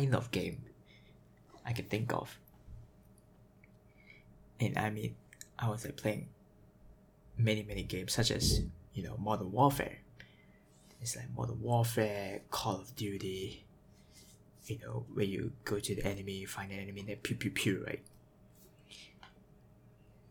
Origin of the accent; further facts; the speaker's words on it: Singapore; I am from Singapore, Singapore, born here, raised here, in a Chinese family